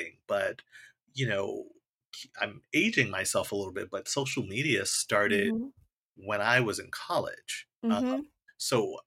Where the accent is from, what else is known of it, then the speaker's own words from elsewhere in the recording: New York, United States; I grew up in New York